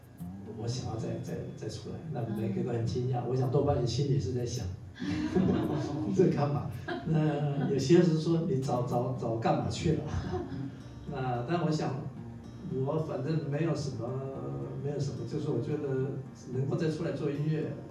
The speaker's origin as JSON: {"language": "Chinese", "region": "eastern Taiwan", "country": "Taiwan", "tie": "born or raised there", "also_born_or_lived": "mainland China", "moved": "yes", "lives_now": "China", "said": "那我是在在东部出生的嘛，所以我就回来，"}